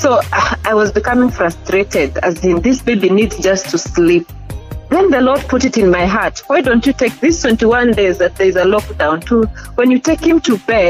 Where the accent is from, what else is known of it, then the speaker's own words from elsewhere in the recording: Kenya; now in Uganda; Yes, I'm a Kenyan.